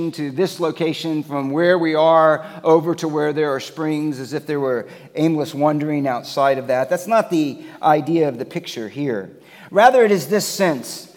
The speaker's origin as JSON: {"language": "English", "region": "Florida", "country": "United States", "tie": "born or raised there", "moved": "yes", "said": "I grew up in Florida"}